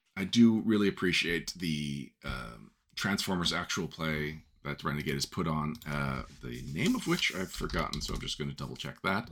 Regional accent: Montreal, Quebec, Canada; in Montreal specifically, which is where I am from

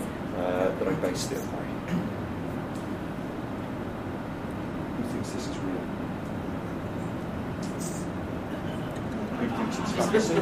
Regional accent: Leeds, Yorkshire and the Humber, United Kingdom; from my hometown.

